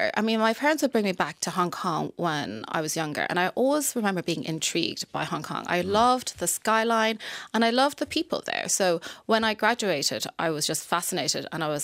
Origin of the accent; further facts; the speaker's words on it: Ireland; I am from Ireland, they were like, England? No, I'm from Ireland.